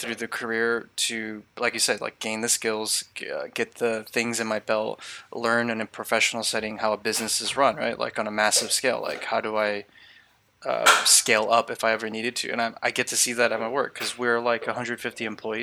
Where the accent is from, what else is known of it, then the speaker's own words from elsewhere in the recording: California, United States; I grew up in California. I pretty much lived here my entire life